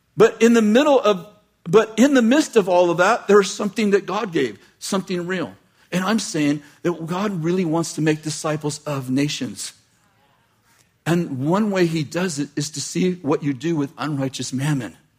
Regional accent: United States; I grew up in American poverty

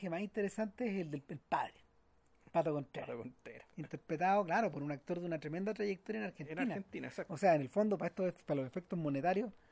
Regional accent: Chile

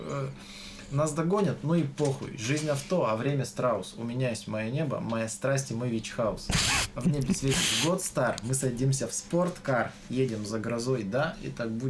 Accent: Tolyatti, Samara Oblast, Russia; Очень советую всем послушать группу … Она, кажется, из Тольятти. И там... Ой, я не уверен, из Тольятти, да?

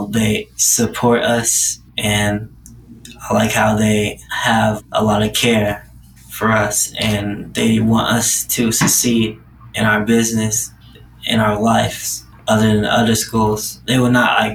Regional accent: Indianapolis, Indiana, United States; now in Atlanta, United States; I come from Indianapolis

